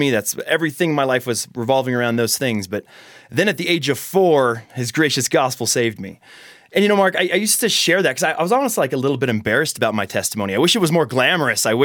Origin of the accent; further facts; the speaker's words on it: Austria; I mean, so I grew up in Austria. I was involved in public schools there, and, and the message I would receive in Austrian public schools was